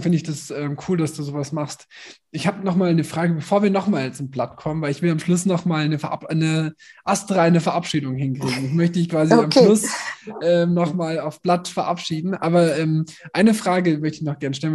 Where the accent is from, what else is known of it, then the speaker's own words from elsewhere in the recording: Nuremberg, Bavaria, Germany; moved away; ich komme aus Nürnberg